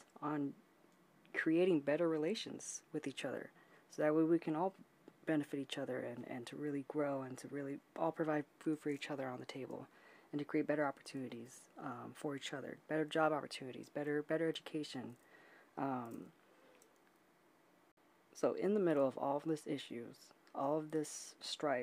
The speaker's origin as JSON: {"language": "English", "country": "United States"}